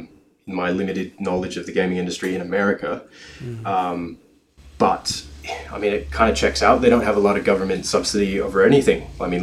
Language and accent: English; Cleveland, Ohio, United States; now in Australia; it's a great place to wake up and grow up and leave.